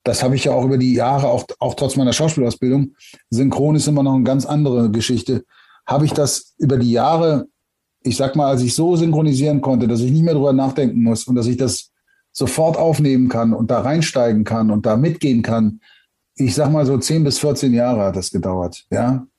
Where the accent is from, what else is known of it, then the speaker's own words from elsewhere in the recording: Germany; Natürlich bin ich Deutscher, bin hier aufgewachsen und, und, und geboren